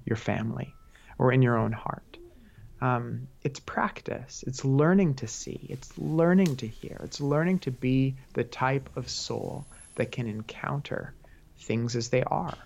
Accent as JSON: {"language": "English", "country": "United States", "said": "as modern American people"}